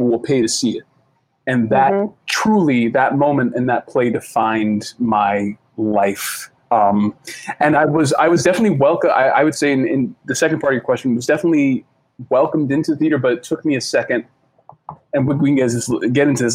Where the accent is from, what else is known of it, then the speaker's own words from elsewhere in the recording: Boston, Massachusetts, United States; I grew up in Boston